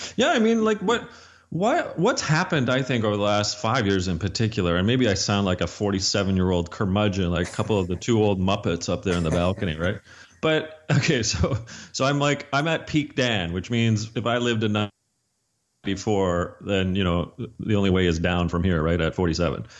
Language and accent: English; Canada; I'm Canadian